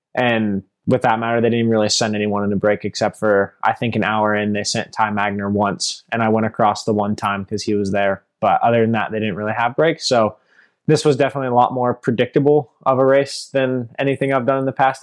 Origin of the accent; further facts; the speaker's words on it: Sebastopol, California, United States; also born or lived in Europe; I'm from Sebastopol, California, grown and raised here, been local my whole